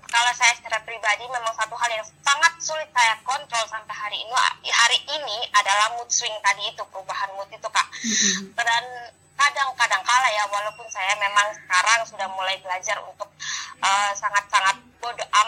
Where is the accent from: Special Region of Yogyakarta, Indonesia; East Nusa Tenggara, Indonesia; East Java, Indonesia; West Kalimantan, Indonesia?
East Nusa Tenggara, Indonesia; sedangkan saya kan orang Flores yang dari kecil ya sudah kelihatan sekali iya, ini, pasti anak timur kelihatan sekali dengan kulit hitamnya dengan rambut keritingnya